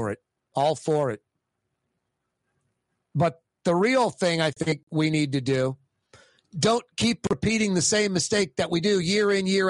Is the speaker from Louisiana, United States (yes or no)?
yes; New Orleans, Louisiana, United States; I'm born and raised in New Orleans